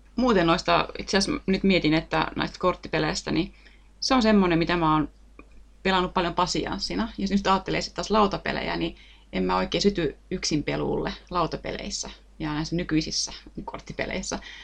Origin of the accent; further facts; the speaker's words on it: Lahti, Päijät-Häme, Finland; itse mä oon tuolta Lahdesta kotoisin